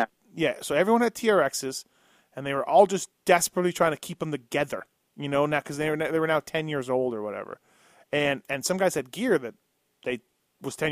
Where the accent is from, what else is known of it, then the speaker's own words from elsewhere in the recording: Canada; I'm from Canada